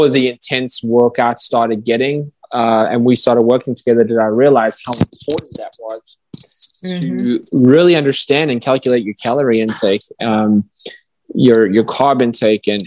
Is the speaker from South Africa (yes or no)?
yes; South Africa; moved away as an adult; I grew up in South Africa until I was 18.